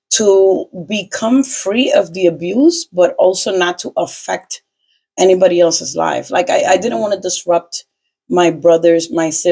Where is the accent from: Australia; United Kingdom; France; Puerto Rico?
Puerto Rico; also born or lived in Dominican Republic; I grew up in Puerto Rico